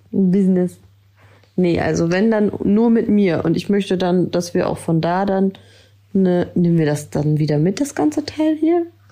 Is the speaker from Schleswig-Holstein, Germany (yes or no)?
yes; Ellerbek, Schleswig-Holstein, Germany; komme aus Ellerbeck.